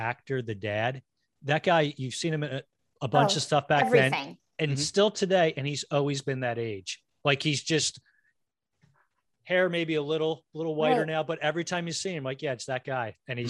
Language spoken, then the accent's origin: English; United States; we're rinky dink Philly and New Jersey.